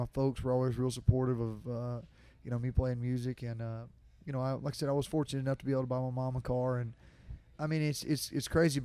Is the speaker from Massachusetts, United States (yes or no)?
no; Jacksonville, Alabama, United States; Jacksonville, my hometown